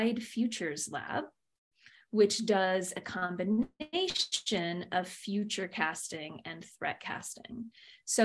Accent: Michigan, United States; moved away; also born or lived in Phoenix, Arizona; I was born and raised in Michigan, so Midwestern girl at heart, and then moved out to the western desert of Phoenix for the second quarter of my life

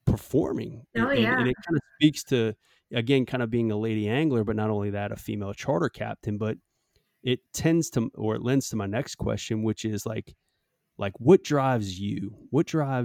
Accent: Southeast Louisiana, United States; now in South Texas, United States; growing up in Southeast Louisiana

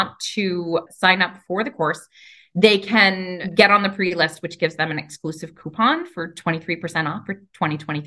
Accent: New York, United States; so I'm from New York. I talk really fast.

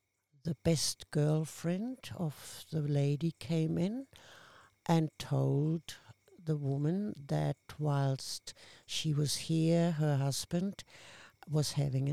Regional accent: Randersacker, Bavaria, Germany; English is a second language; moved away as an adult; also born or lived in Hamburg, Germany / Würzburg, Germany; now in Central Coast, Australia; I started growing up in Randersacker, and then when I was 12, I was moved to Hamburg, which is North Germany

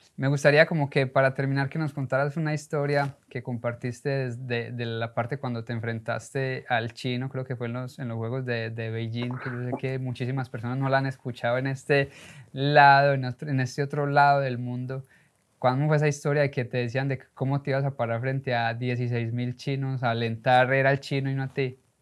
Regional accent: Colombia; now in United States; Uno como latino, sobre todo como colombiano, llegué a los Estados Unidos

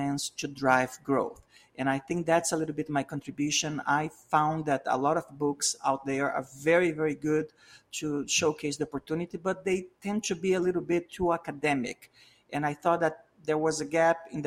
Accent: Brazil; English is a second language; moved away as an adult; now in United States; I'm from Latin America. I'm from South America, from Brazil. I came to the US 25 years ago.

